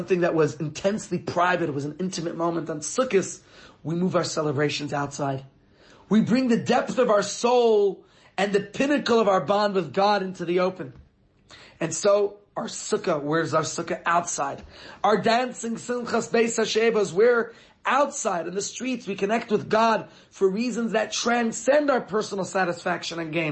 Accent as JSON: {"language": "English", "region": "New York", "country": "United States", "tie": "born or raised there", "moved": "yes", "lives_now": "Johannesburg, South Africa", "said": "as a child growing up in New York"}